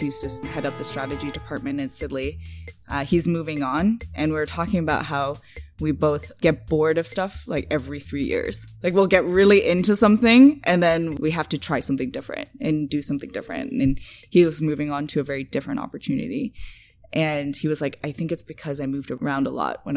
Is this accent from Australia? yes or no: no; Hong Kong; moved away as an adult; also born or lived in Massachusetts / Ottawa / Shanghai; now in Toronto, Canada; I was born in Massachusetts, but I grew up in Hong Kong, mostly from 5 to 18